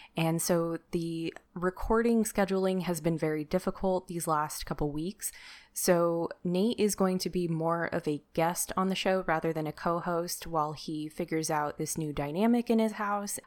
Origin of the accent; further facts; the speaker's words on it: Sacramento, California, United States; my hometown, where he also lives in Sacramento, California